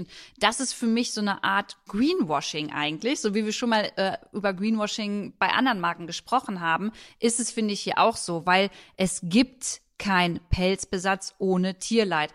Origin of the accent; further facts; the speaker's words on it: Germany; bei uns in Deutschland